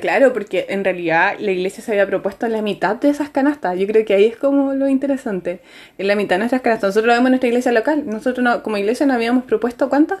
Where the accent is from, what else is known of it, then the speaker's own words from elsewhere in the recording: Chile; nosotros acá en Chile